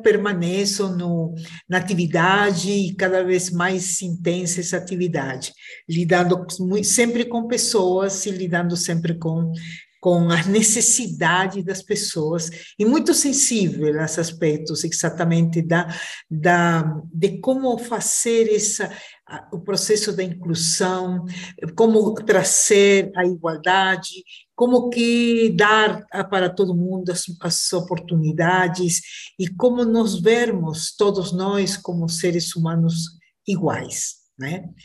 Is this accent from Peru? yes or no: yes; Peru; now in Brazil; sou peruana, mas eu digo que sou uma brasileira que nasceu no Peru